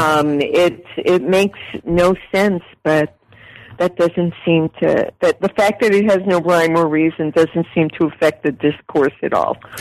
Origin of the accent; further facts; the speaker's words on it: Puerto Rico; now in United States; I was born in Puerto Rico, I'm an immigrant